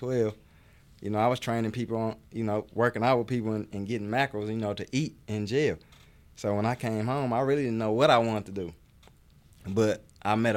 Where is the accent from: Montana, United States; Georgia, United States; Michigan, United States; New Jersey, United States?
Michigan, United States; Detroit; I'm from Detroit, Michigan. And, you know, growing up, I played sports